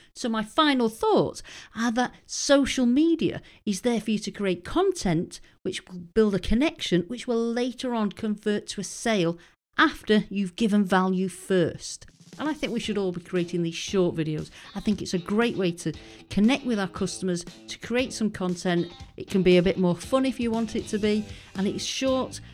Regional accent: United Kingdom; moved away as an adult; being British and having moved over there

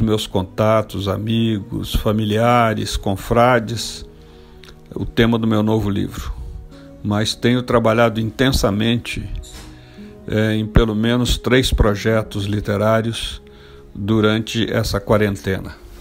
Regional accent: Minas Gerais, Brazil; como bom mineiro

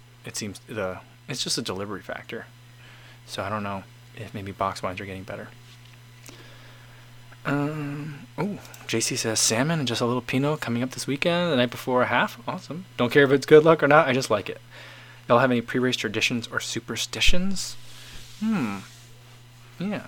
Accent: East Coast, United States; moved away; I grew up on the East Coast

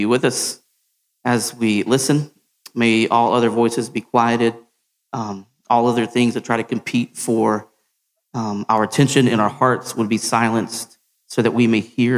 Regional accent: Hendersonville, Tennessee, United States; moved away as an adult; now in New York, United States; I grew up in Hendersonville, Tennessee, at First Baptist Church, Hendersonville

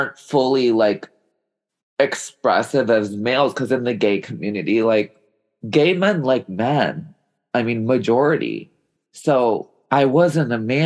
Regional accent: Chicago, Illinois, United States; I grew up in Chicago

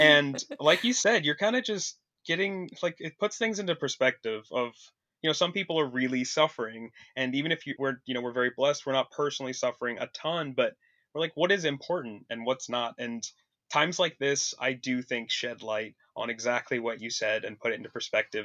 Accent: Vancouver, Washington, United States; moved away as an adult; now in Portland, United States; I'm originally from across the river in, uh, Vancouver, Washington, though, so I've always lived here my whole life

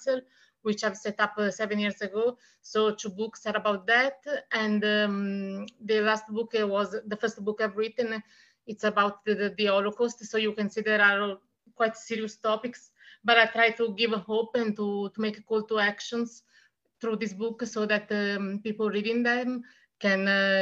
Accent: Italy; English is a second language; I'm from Italy, and I am a writer, and I've published 4 books, 3 books in Italian

